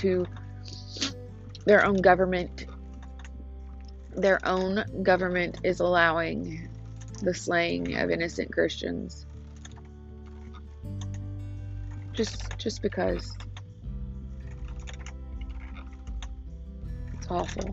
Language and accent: English; United States; the freedoms that I have as an American.